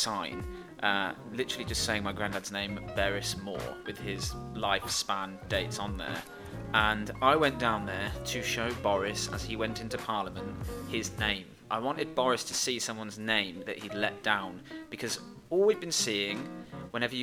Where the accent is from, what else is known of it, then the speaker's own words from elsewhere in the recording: Worcestershire, West Midlands, United Kingdom; I'm from Worcestershire